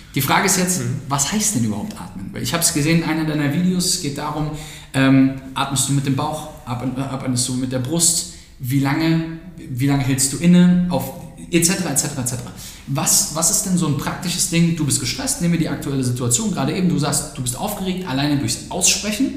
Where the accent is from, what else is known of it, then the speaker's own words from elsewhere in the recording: Germany; als Deutscher